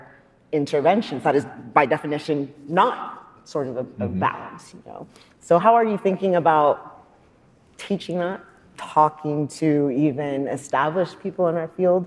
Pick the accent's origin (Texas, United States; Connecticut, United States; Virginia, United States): Texas, United States; I'm from Texas